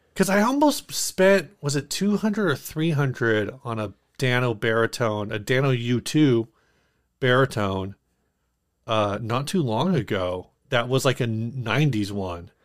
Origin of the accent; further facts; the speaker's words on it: United States; as an American